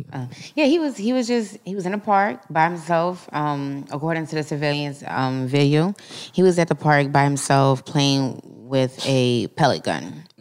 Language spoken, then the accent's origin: English; Philadelphia, Pennsylvania, United States; now in Florida, United States; I was raised in Philly